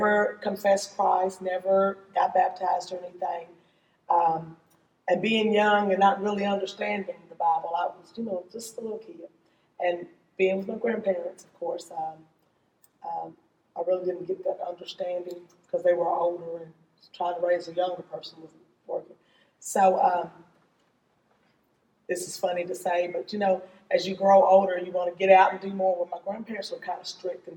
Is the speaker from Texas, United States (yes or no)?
no; Simpsonville, Kentucky, United States; But living in rural Shelby County, I grew up in Simpsonville, right where the mall is